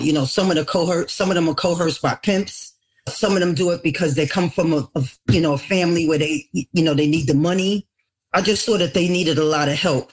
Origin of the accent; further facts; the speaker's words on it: New York City, New York, United States; also born or lived in Long Island; growing up in the Bronx